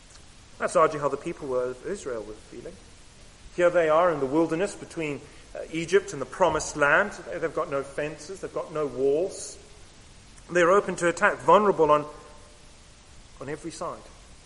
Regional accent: Camberwell, London, United Kingdom; born there; also born or lived in Southern Africa; I was born, in fact, just down the road. I am from Camberwell, but I spent the majority of my life in Southern Africa.

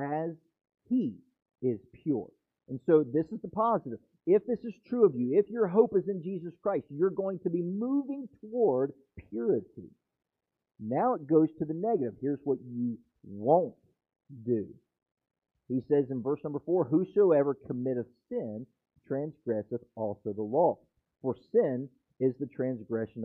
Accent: West Virginia, United States; now in Florida, United States; I'm from West Virginia

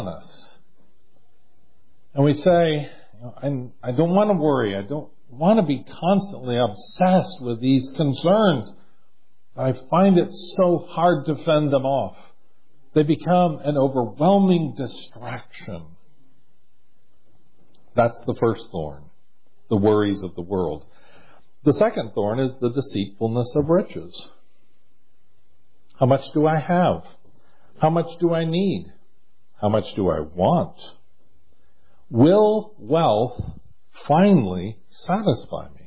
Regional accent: United States; We are American Christians

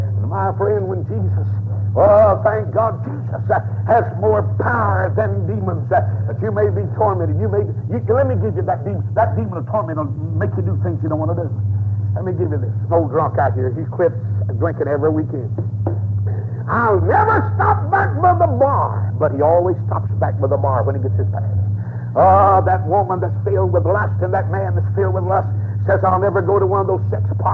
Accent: Atlanta, Georgia, United States; I'm from Atlanta

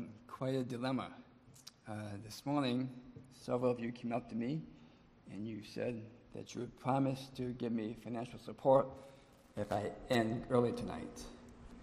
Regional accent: Ypsilanti, Michigan, United States; moved away; Born and raised in Ypsilanti

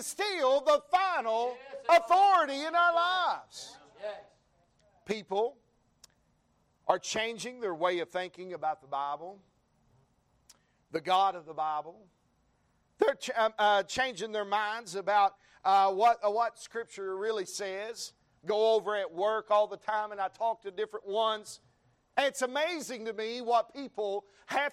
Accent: the South, United States; now in Texas, United States; we're from the South

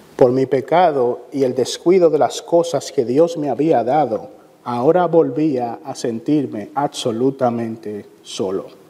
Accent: Santo Domingo, Distrito Nacional, Dominican Republic; Yo vine a los pies de Cristo siendo aún un niño, gracias a una serie de sermones que el pastor Francisco Guzmán en la Iglesia de la Trinidad en Santo Domingo

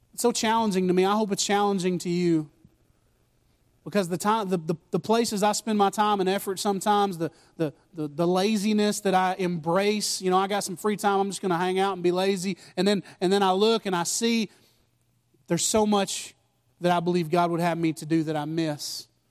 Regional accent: United States; I'm American

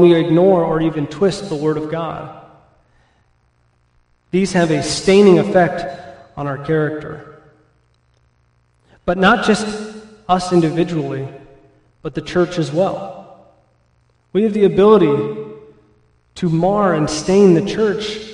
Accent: California, United States; now in Midwest, United States; where I grew up in California

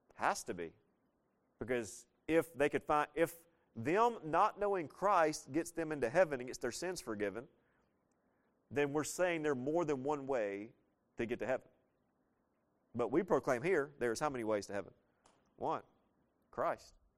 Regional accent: the South, United States; I was leaving the South

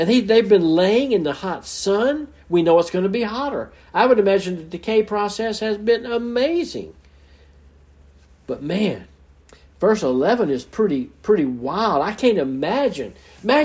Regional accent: Mobile, Alabama, United States; moved away; I'm from Mobile, Alabama originally, and man, the Mardi Gras day, the Mardi Gras season was big. I can remember as a child going down in the parades

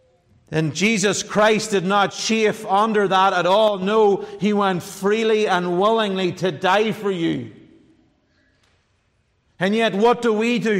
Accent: Ireland; I'm an Irish man

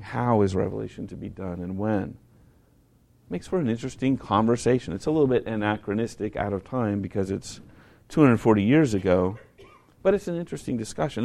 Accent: United States; I'm an American

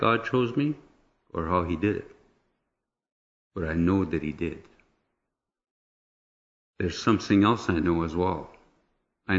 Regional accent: Sudbury, Ontario, Canada; I was born in Sudbury in 1955 to a French Catholic family of 6 children

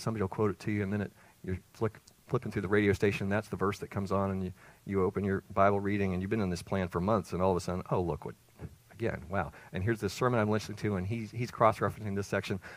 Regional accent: Greenville, South Carolina, United States; moved away as an adult; also born or lived in Maryland; now in Leland, United States; We moved away the first time from my birthplace, my hometown, South Carolina, Greenville

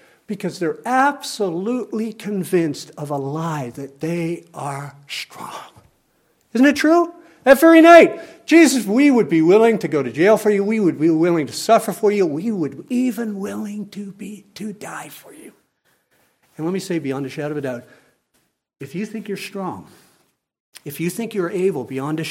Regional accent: Canada; I am a Canadian citizen

